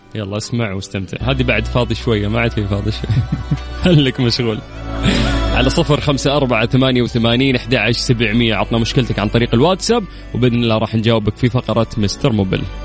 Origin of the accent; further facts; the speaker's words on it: Qiya, Makkah Province, Saudi Arabia; moved away; رحت ديرتي رحت قيا